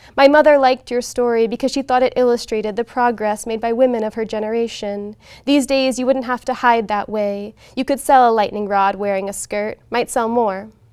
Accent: Gulf Breeze, Florida, United States; moved away as an adult; also born or lived in Little Rock, Arkansas; now in Portland, United States; born in Arkansas, in Little Rock, Arkansas. I lived there until I was ten, uh, and then I moved to Gulf Breeze, Florida

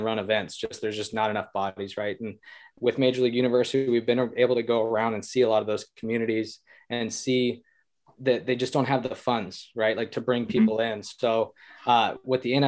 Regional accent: Northern California, United States; from Northern California

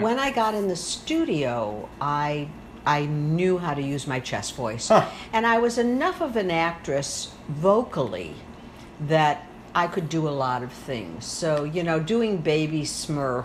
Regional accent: South Haven, Michigan, United States; also born or lived in Chicago; from South Haven, Michigan

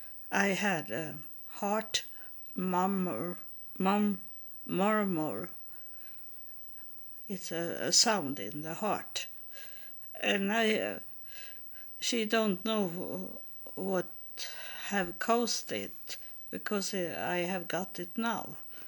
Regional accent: Israel; English is a second language; now in Sweden; But I think they didn't know what it was, because I come from Israel and had it with me.

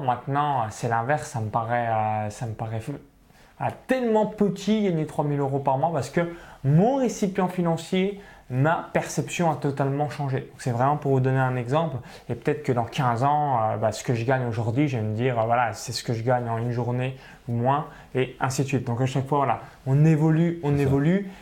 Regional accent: small village near Chalon-sur-Saône, Bourgogne-Franche-Comté, France; j'ai grandi dans un petit village au milieu euh, voilà, des vaches, donc à, moins de 85 habitants proche de Chalon-sur-Saône

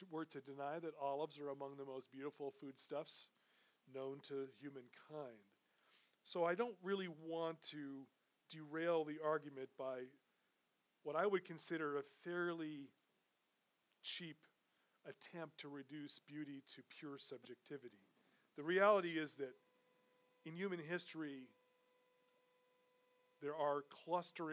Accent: New York City, New York, United States; I grew up in New York City

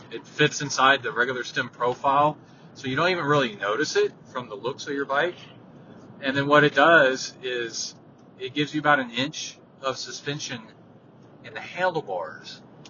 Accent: Houston, Texas, United States; there's, like, no way my mom or dad could have done stuff like that when I was growing up in Houston, because of the distances.

